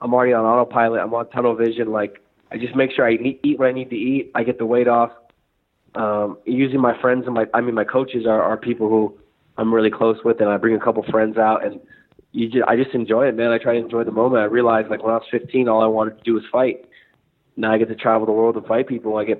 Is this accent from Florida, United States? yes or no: no; Northern California, United States; I'm from Northern California, and that sums up everyone I went to high school